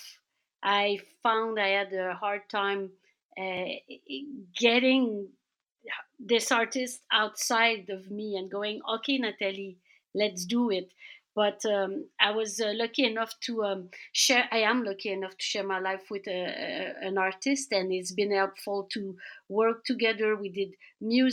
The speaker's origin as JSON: {"language": "English", "town": "Laval", "region": "Quebec", "country": "Canada", "tie": "born or raised there", "said": "I grew up in suburbia in Laval"}